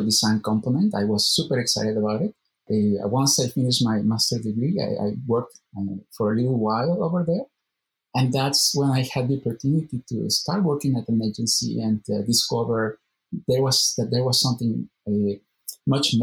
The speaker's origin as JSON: {"language": "English", "town": "Guadalajara", "region": "Jalisco", "country": "Mexico", "tie": "born or raised there", "said": "ITESO, which is in Guadalajara, my hometown"}